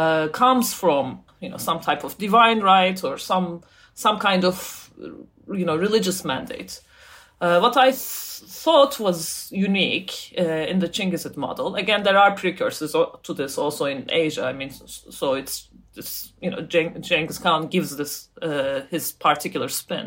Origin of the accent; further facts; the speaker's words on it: Turkey; also born or lived in United States; now in United Kingdom; I grew up in Turkey, as I said, and then I moved to the US. Now I live in the UK